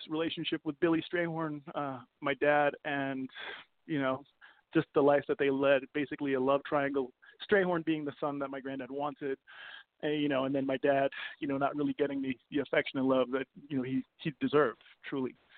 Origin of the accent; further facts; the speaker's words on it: Copenhagen, Capital Region of Denmark, Denmark; moved away; also born or lived in New York / Vancouver; I grew up in Copenhagen, moved to moved to New York